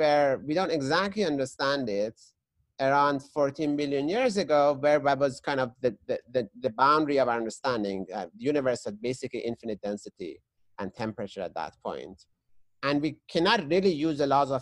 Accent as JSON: {"language": "English", "town": "Tehran", "region": "Tehran Province", "country": "Iran", "tie": "born or raised there", "moved": "yes", "said": "I was growing up in Tehran, which is the capital of Iran"}